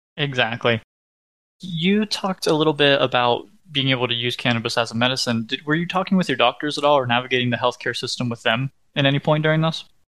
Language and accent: English; West Virginia, United States; I'm from West Virginia